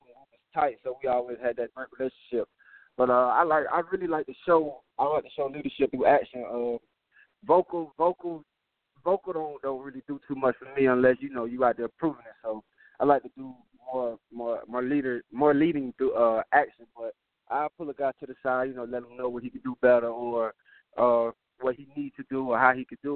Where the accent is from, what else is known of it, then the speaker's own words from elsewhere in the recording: Tampa, Florida, United States; moved away; also born or lived in Arkansas; Growing up in Tampa, I always grew up in, you know, a good environment